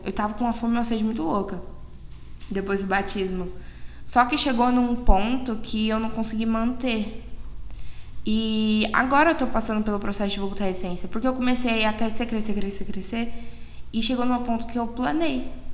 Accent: Brazil; eu tenho 17 anos, fiz recentemente, eu sou de Biporã

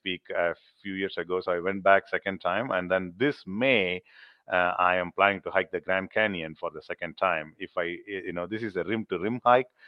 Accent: India; now in Middle Tennessee, United States; I'm, I'm, I'm from India

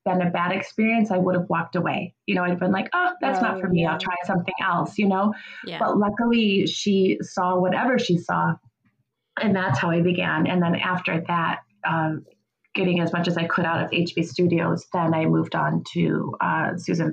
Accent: Kenosha, Wisconsin, United States; I'm from Kenosha

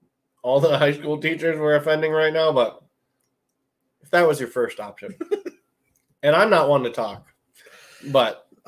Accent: California, United States; born there; Born in Cali, visited Cali quite a bit after that. Love me some Cali. I think to my core, though, I'm like a New Yorker.

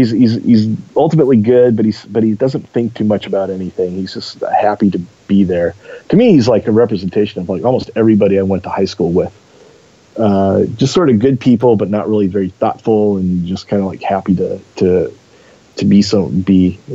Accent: Eugene, Oregon, United States; Yeah, to me, you know, growing up in Eugene, Portland was always the big city.

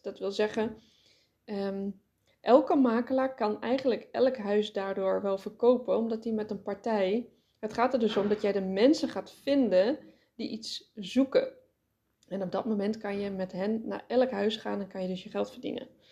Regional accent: Netherlands; ons als Nederlanders

